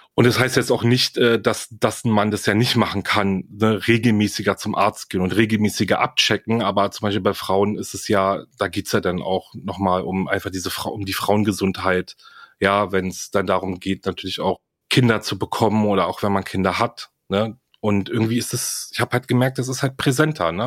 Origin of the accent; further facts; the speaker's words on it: Greece; das sage ich halt als Grieche